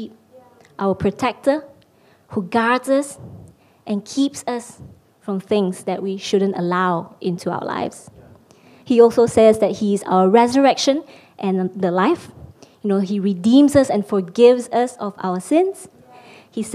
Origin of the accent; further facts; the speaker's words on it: Malaysia; moved away as an adult; now in London, United Kingdom; I'm Malaysian. I've been living in London for the past couple of years